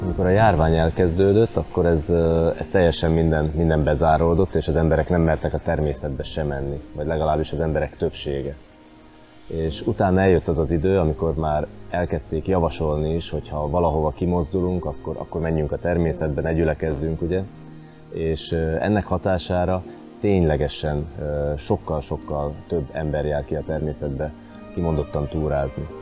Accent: Slovakia; itt születtem és itt élek

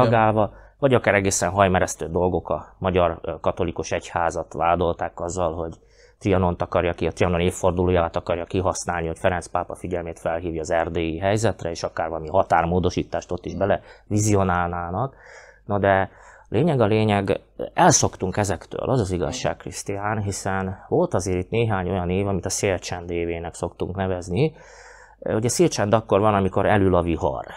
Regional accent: Slovakia; mi itt magyarok vagyunk

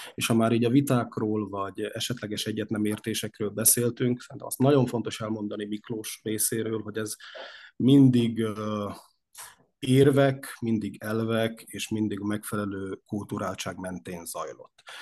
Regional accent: Upper Hungary, southern Slovakia, Slovakia; mi a felvidéki magyarság, a mi család családunk azon oldalához, ha úgy tetszik, tartozik

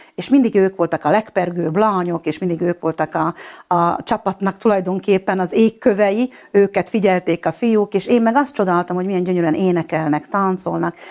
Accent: Slovakia; accent: Palóc; also born or lived in Budapest; now in Fiľakovo, Slovakia; én egy kis faluból Csalkanyha az arról származom

